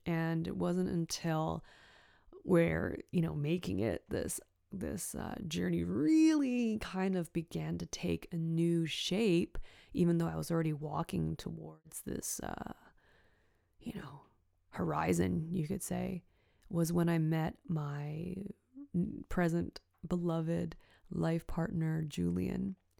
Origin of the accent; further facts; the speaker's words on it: Richmond, British Columbia, Canada; also born or lived in Hong Kong; growing up in Richmond, B C, Canada, close to Vancouver